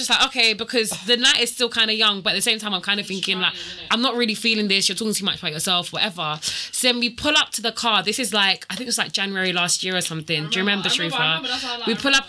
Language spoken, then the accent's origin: English; Jamaica; I'm Jamaican, we drink rain every day.